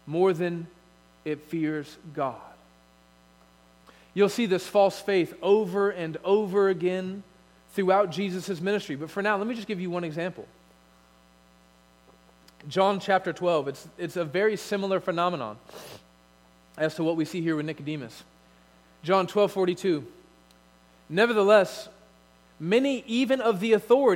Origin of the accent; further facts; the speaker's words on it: United States; as American Christians